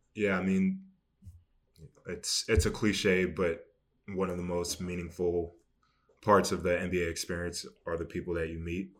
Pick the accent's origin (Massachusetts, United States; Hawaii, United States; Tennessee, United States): Massachusetts, United States; Boston; I grew up in Boston